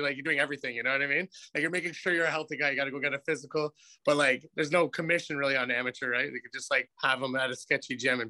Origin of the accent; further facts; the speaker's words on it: Calgary, Alberta, Canada; moved away; I was from Calgary. I moved here kind of right after all that.